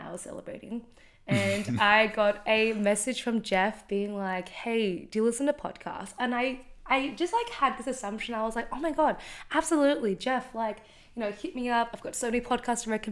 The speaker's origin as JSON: {"language": "English", "town": "Melbourne", "region": "Victoria", "country": "Australia", "tie": "born or raised there", "first_language": "Vietnamese", "second_language": "English", "said": "I am a Vietnamese Australian, born and raised in Melbourne, Australia"}